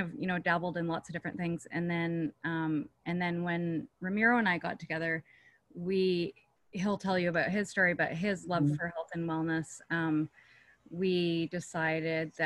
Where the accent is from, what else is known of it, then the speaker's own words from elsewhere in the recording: Canada; moved away; I'm from Canada originally